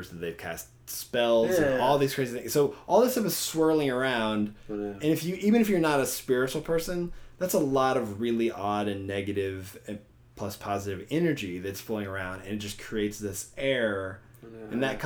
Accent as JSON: {"language": "English", "region": "Southwest Arkansas", "country": "United States", "tie": "born or raised there", "said": "I grew up in Southwest Arkansas"}